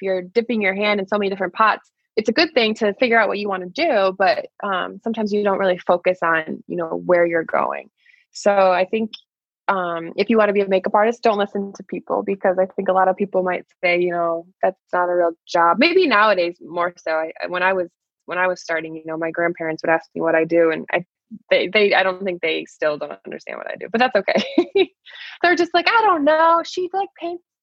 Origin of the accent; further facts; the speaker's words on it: Michigan, United States; moved away as an adult; now in New York City, United States; I'm from Michigan originally